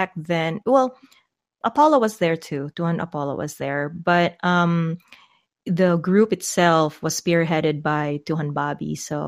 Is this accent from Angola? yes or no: no; Philippines; as a Filipino